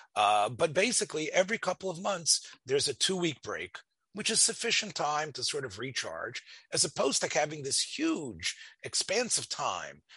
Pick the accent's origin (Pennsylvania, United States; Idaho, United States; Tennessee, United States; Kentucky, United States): Tennessee, United States; Memphis; growing up in Memphis